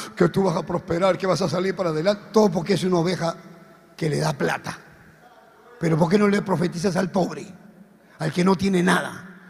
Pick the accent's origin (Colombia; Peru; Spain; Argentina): Peru; now in Ecuador; Soy misionero peruano en Ecuador